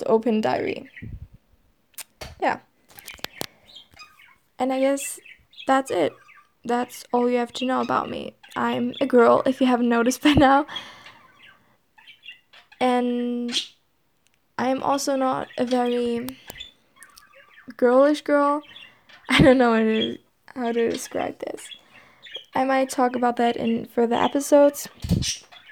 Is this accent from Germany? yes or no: yes; Germany; accent: German; first language German; English is a second language; My first language is German. Maybe you can hear that in the accent